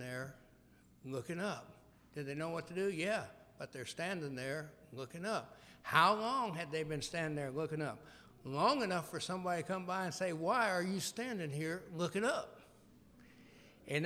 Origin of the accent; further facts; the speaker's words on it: Memphis, Tennessee, United States; I was growing up in Memphis, Tennessee